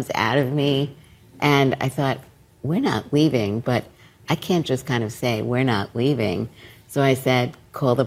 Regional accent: New York City, New York, United States; I grew up in Brooklyn

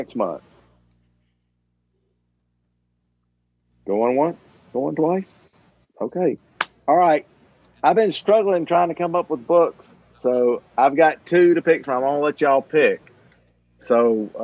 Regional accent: the South, United States; I grew up in the South

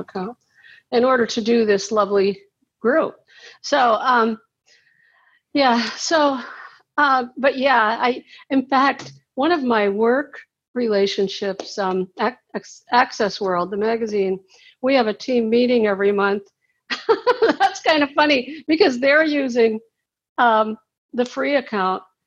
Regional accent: Cincinnati, Ohio, United States; now in St. Petersburg, United States; I'm in St. Petersburg, Florida, but I'm from Cincinnati

